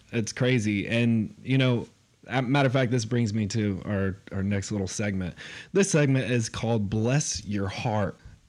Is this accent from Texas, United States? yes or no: yes; Houston, Texas, United States; we're from Houston